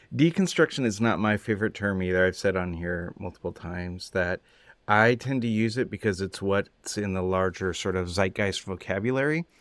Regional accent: California, United States; I grew up in California

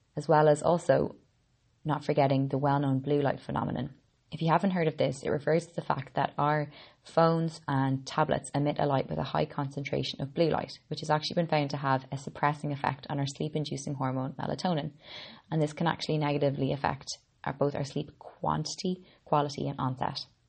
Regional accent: Ireland; I'm an Irish girl

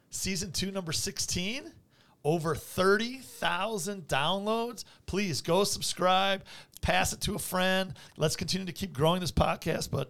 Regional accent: Vicenza, Veneto, Italy; born there; I was born in Vicenza, Italy, and uh, I'm not Italian uh, primarily.

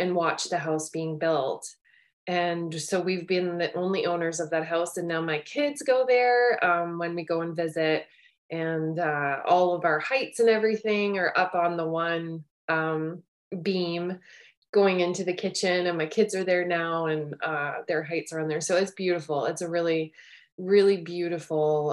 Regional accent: Cornwall, Ontario, Canada; I grew up in Ontario, in a little town, Cornwall, Ontario, kind of on the border just before you're about to head into Quebec.

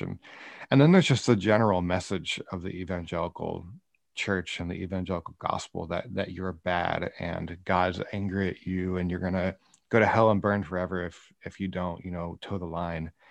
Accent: Iowa, United States; moved away as an adult; also born or lived in Kansas City; now in Northern California, United States; I grew up in Iowa. Um, I was there till I graduated high school

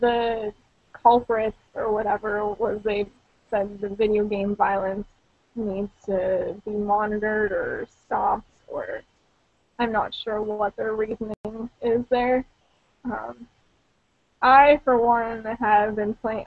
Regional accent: Pittsburgh, Pennsylvania, United States; accent: Pittsburgh; my Pittsburgh accent

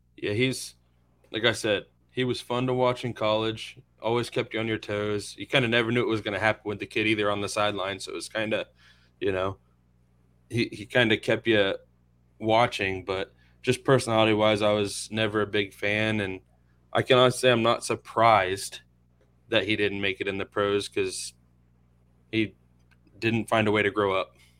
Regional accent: Inverness, Florida, United States; I'm from Inverness, not too far from here

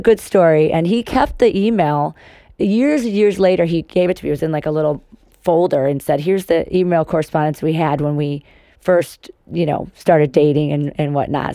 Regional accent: Cary, Illinois, United States; also born or lived in Chicago; I grew up in Cary

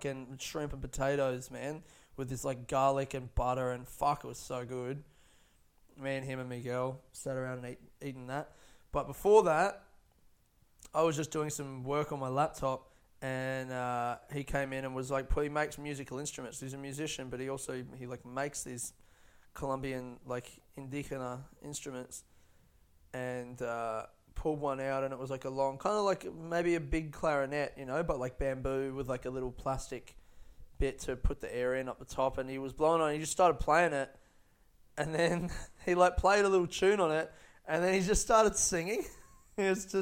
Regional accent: Australia; I grew up in Australia

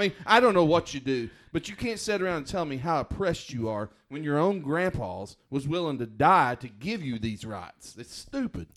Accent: United States; I grew up on the South Canadian River

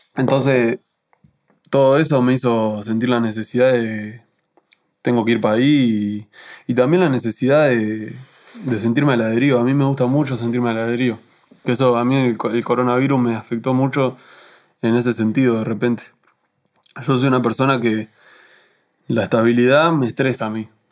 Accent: Uruguay; yo soy uruguayo

